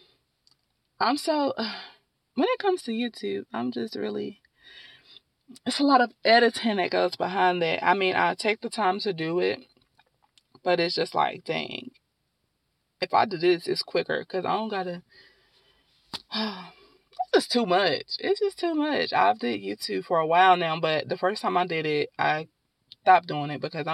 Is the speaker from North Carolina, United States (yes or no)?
yes; Durham, North Carolina, United States; also born or lived in Winston-Salem, North Carolina; I am from Durham, North Carolina, born and raised in Durham, North Carolina